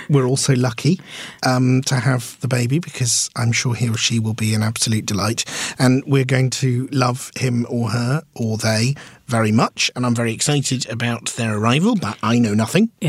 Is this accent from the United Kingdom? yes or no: yes; London, United Kingdom; comedians from London, which is in England, which is in Great Britain, which was in Europe